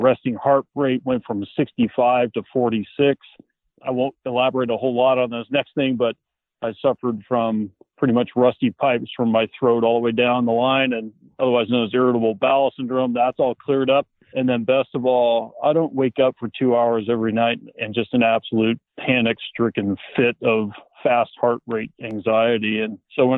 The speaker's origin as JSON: {"language": "English", "town": "Sacramento", "region": "California", "country": "United States", "tie": "born or raised there", "also_born_or_lived": "Plumas County, California", "said": "I grew up in the Sacramento area in Northern California"}